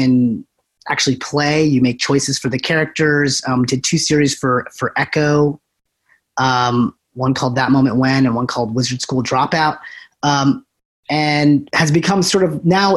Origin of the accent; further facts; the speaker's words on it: New Hampshire, United States; moved away as an adult; also born or lived in Providence, Rhode Island; now in Los Angeles, United States; I came from the East Coast. I born and raised in New Hampshire